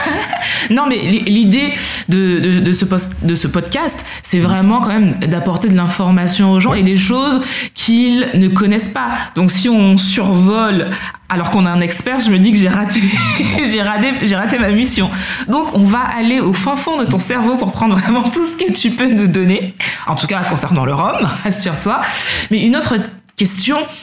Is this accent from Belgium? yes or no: no; Martinique; je suis martiniquaise